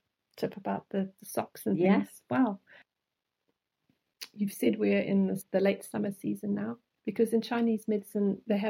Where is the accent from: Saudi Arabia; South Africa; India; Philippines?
South Africa; moved away; growing up in South Africa